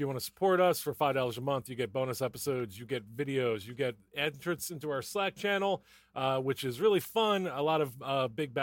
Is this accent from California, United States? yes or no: no; Philadelphia, Pennsylvania, United States; I'm from Philly